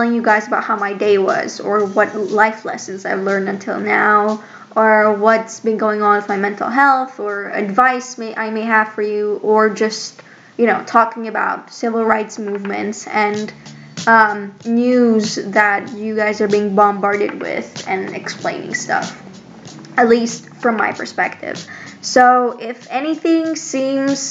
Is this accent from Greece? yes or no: yes; Greece; I'm from Greece